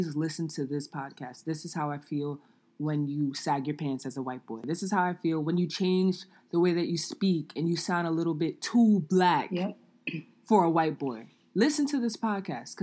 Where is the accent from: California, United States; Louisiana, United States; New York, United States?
New York, United States; New York City; growing up in New York City